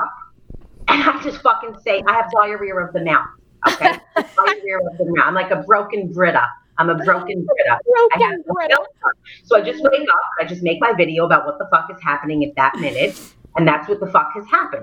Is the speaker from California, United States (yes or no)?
no; New York City, New York, United States; accent: Brooklyn; moved away as an adult; now in Staten Island, United States; I'm born and raised in Brooklyn, and now I live on Staten Island